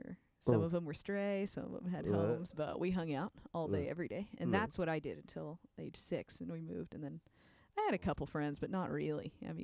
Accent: Whitehouse, Texas, United States; now in Austin, United States; I grew up in East Texas. Where? White House, Texas.

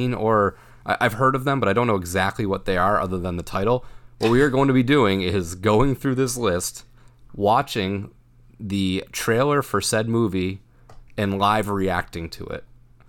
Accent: Massachusetts, United States; So we're from Massachusetts

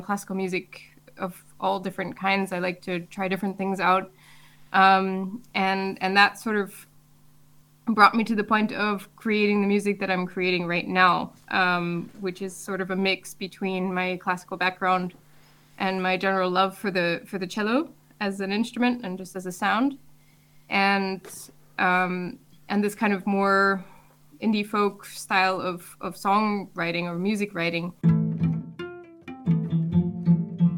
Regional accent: United States; moved away as an adult; now in Germany; I grew up in the United States

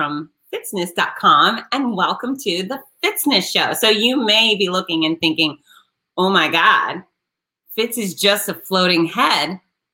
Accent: Gainesville, Florida, United States; my hometown of Gainesville, Florida

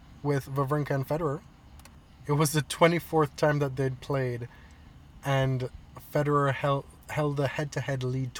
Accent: Canada; We were good Canadians.

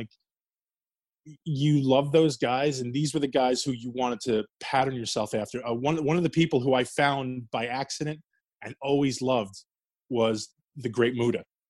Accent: New Jersey, United States; So that's, again, that was another huge part of growing up in Jersey now. There was a place called Route 1 Flea Market, and Headhunters, no longer available.

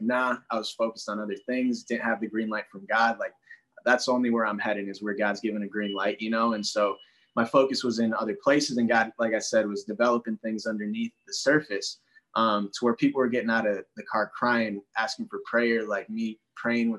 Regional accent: Minneapolis, Minnesota, United States; I'm from Minneapolis, St. Paul, Twin Cities.

